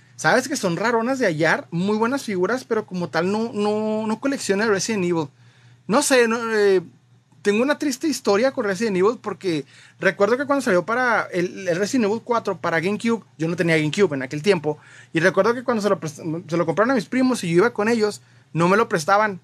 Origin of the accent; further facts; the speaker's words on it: Mexico; nosotros como latinoamericanos, como mexicanos, para ser más específico